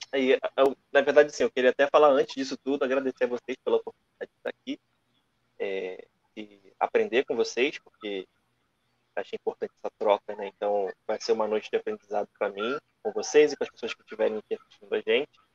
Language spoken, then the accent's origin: Portuguese; Rio de Janeiro, Brazil; eu sou do Rio de Janeiro, né? mais especificamente da Ilha do Governador, que é a zona norte aqui do Rio